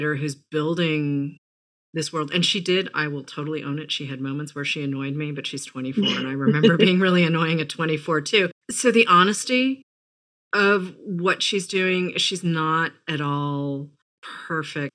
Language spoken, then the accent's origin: English; New England, United States; I grew up in New England